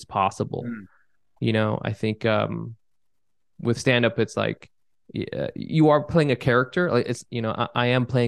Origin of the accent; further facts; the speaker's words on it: California, United States; now in Brooklyn, United States; I grew up in California